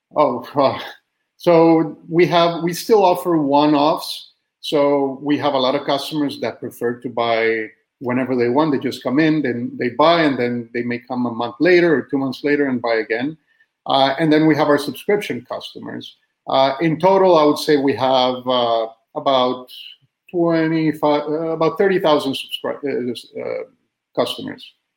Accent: Costa Rica; moved away as an adult; also born or lived in Austin, Texas; now in United States; I'm originally from Costa Rica. I was born and raised there.

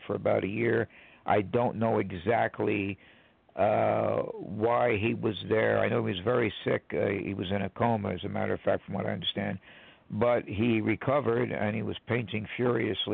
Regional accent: Newark, New Jersey, United States; we grew up in Newark, New Jersey.

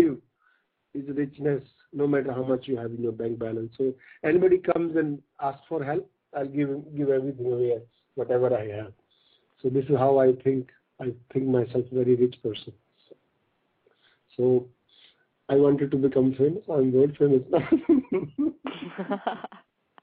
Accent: North India, India; I was born in a small village in North India, in a farmer family

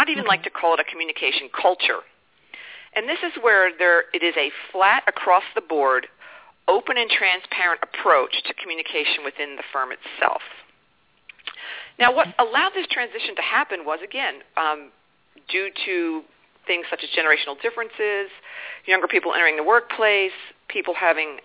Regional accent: East Coast of the United States, United States; I was born and raised on the East Coast of the United States

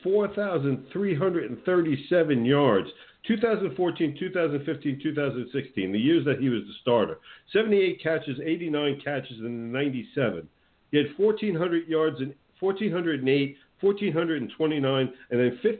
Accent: Teaneck, New Jersey, United States; moved away; where I grew up in good old Teaneck, New Jersey

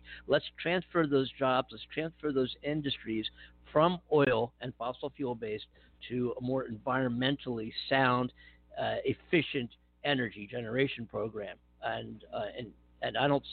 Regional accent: Philadelphia, Pennsylvania, United States; home state of Pennsylvania, where I was born and raised just a few years ago

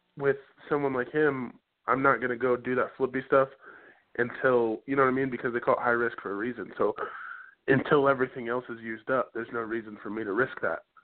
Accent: Indianapolis, Indiana, United States; Indianapolis is my hometown

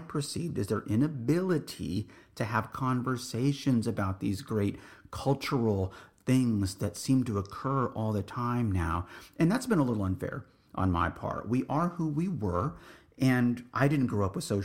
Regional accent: San Antonio, Texas, United States; also born or lived in Laredo, Texas; I grew up in the Northeast military community of San Antonio, Texas

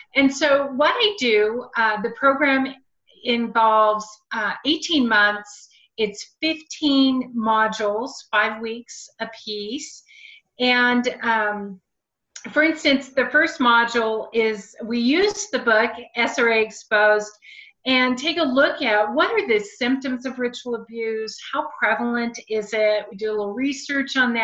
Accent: Silicon Valley, California, United States; now in Portland, United States; I grew up in Silicon Valley. I was born there

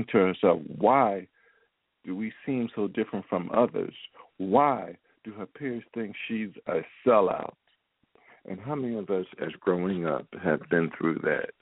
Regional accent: Philadelphia, Pennsylvania, United States; moved away as an adult; now in Baltimore, United States; my hometown of Philadelphia

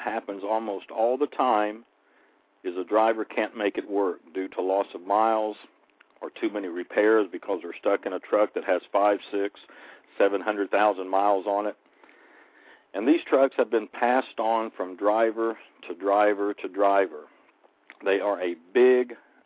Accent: Oklahoma, United States; my home state, Oklahoma

